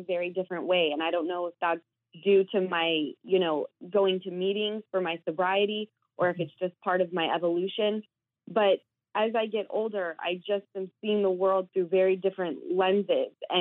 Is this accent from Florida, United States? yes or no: no; Utah, United States; moved away; I had 2 friends that were working at Sir who I grew up with in Utah